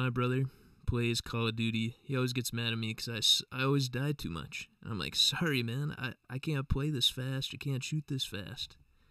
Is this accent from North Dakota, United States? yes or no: yes; Mandan, North Dakota, United States; we're from Mandan, North Dakota, and we got Bismarck right across the river.